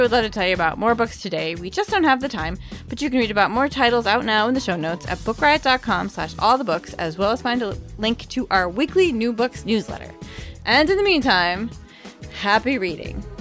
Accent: York, Maine, United States; I literally grew up across the street from York's Wild Kingdom.

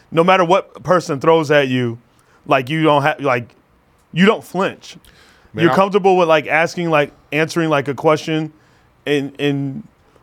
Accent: Arizona, United States; I'm from Arizona

